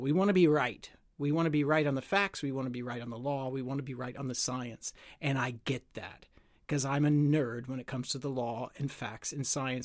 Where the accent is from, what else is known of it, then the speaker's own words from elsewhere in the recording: United States; moved away; my home country in the United States